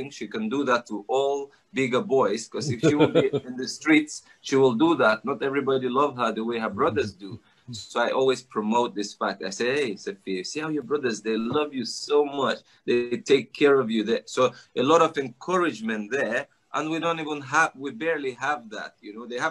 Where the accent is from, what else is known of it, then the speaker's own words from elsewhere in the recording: Nigeria; moved away; I grew up in Africa, Nigeria. My mom is Russian.